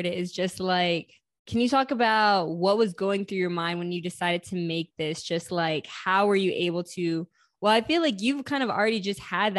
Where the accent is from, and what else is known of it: United States